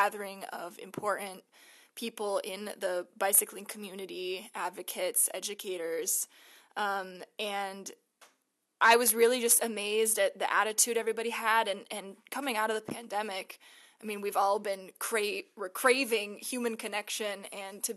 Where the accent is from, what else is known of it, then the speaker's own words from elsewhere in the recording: Ramona, California, United States; also born or lived in Boulder, Colorado / San Diego, California; I'm a San Diego native. I grew up in Ramona, California